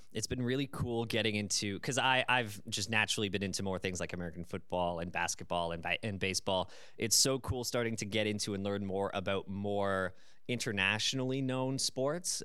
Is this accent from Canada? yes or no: yes; Canada; As a Canadian